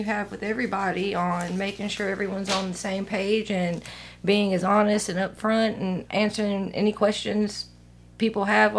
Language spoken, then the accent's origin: English; Meridian, Mississippi, United States; moved away as an adult; also born or lived in Kansas; I'm from here. I was born in Lauderdale, or Meridian, and I lived in Lauderdale.